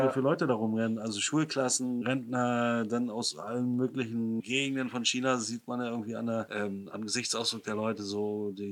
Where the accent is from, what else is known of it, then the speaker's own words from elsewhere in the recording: East Germany, Germany; Gerade als Ostdeutscher denk, fühlt man sich so ein bisschen zurückgebiet in die Zeit der, der DDR.